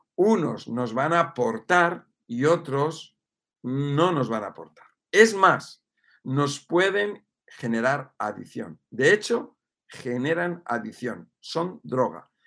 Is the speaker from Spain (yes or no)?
yes; Spain; also born or lived in Mexico; que soy español